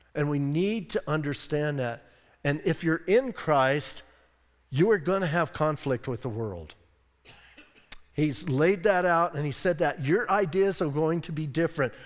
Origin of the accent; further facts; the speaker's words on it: Bisbee, Arizona, United States; I'm from Bisbee